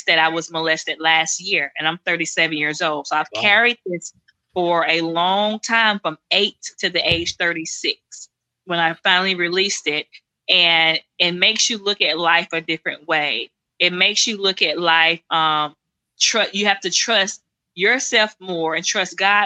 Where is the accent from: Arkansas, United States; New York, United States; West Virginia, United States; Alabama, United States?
Alabama, United States; Silas; I grew up in Silas, Alabama. That's where I'm from